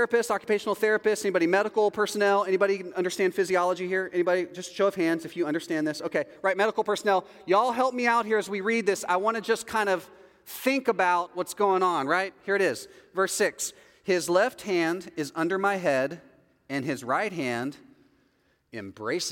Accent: Texas, United States; I'm from Texas

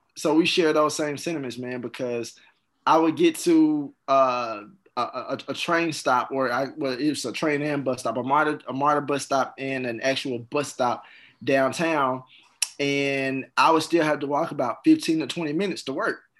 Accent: Jackson, Mississippi, United States; also born or lived in Atlanta; I went to Jim Hill High School. That's in Jackson

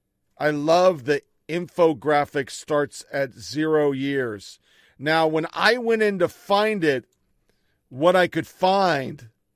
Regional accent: San Diego, California, United States; I grew up in South Bay, San Diego, and I identify as Mexican, Chicanx, cisgender woman

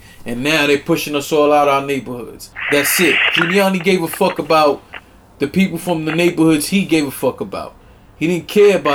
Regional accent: New York City, New York, United States; also born or lived in Brooklyn; I'm from Harlem.

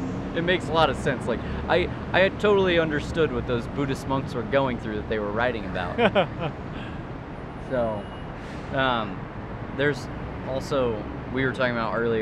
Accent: Cicero, United States; I grew up in Cicero.

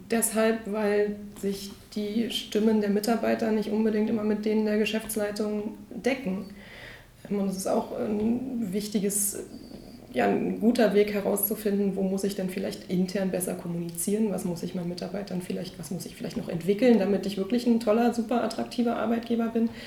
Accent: Berlin, Germany; also born or lived in Munich; Das war damals in München. Ich bin Berlinerin. Da war dann irgendwann der Schluss äh, nahe, dass ich mich wieder zurück in die Heimat bewege

